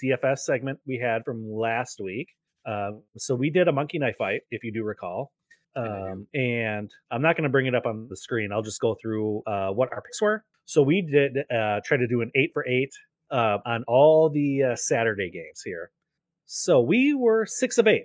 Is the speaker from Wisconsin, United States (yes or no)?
yes; Fox River Valley, Wisconsin, United States; my hometown in the Fox River Valley